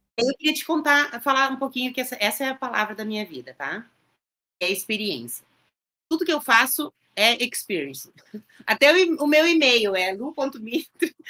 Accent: Rio Grande do Sul, Brazil; eu sou gaúcha

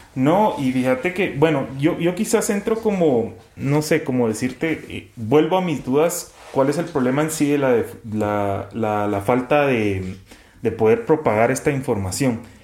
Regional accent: Guatemala; como sociedad guatemalteca

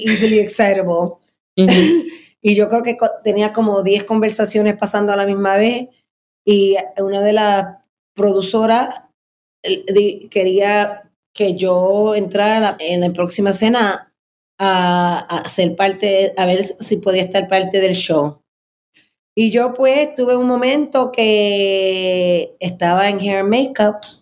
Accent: New York City, New York, United States; yo me crié en Manhattan

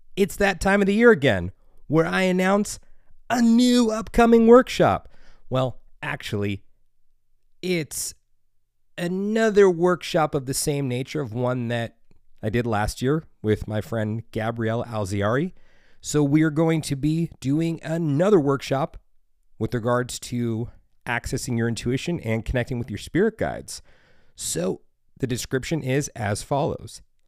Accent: United States; Being an American

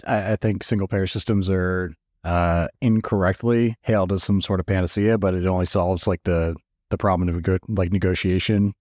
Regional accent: New Jersey, United States; now in Scottsdale, United States; I grew up in New Jersey

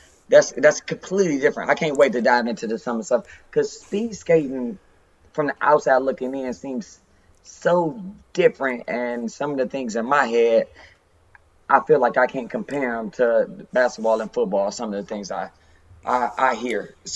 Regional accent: Detroit, Michigan, United States; Growing up there, man, if you're from Detroit, you never leave Detroit.

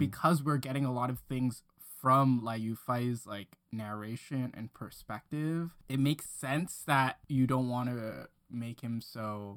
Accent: Hong Kong; growing up in Hong Kong

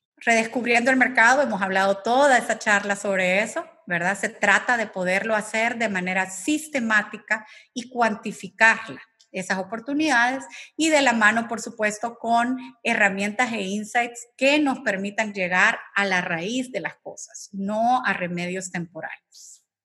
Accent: El Salvador; como salvadoreños

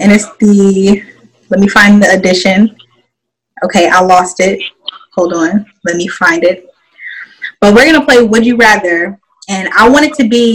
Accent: Midwest, United States; moved away as an adult; now in North Carolina, United States; we're all originally from the Midwest.

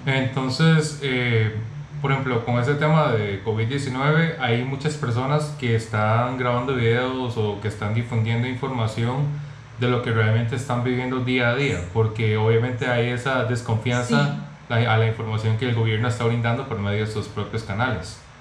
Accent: Costa Rica; en mi país, en Costa Rica

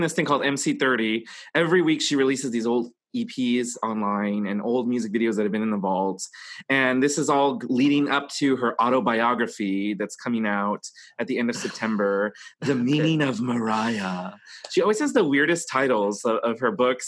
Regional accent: Texas, United States; moved away; also born or lived in New York; where I grew up in Texas

